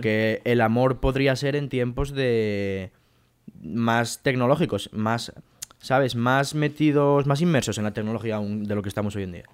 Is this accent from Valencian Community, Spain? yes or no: no; Mieres, Asturias, Spain; moved away as an adult; now in Madrid, Spain; Yo estoy en mi casa ahora mismo en Madrid, que estoy aquí estudiando, pero yo soy de Mieres en Asturias